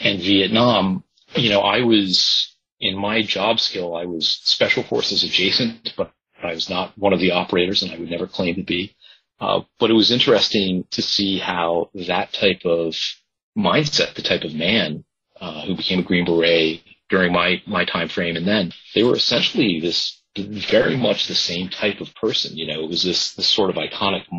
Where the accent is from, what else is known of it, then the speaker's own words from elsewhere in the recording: Boston, Massachusetts, United States; also born or lived in Nantucket Island; I was born in Boston